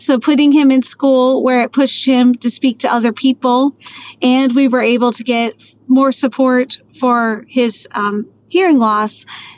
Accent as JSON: {"language": "English", "region": "Maryland", "country": "United States", "tie": "born or raised there", "moved": "as an adult", "said": "I was a Navy girl, but I mostly ended up growing up in Maryland and then moved to Texas to become a teacher"}